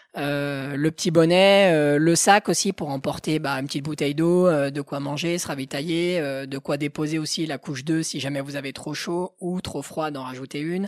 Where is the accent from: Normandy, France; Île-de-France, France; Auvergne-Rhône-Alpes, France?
Auvergne-Rhône-Alpes, France; Haute-Savoie; also born or lived in Passy; Je suis de Haute-Savoie où je vis mais aussi où je travaille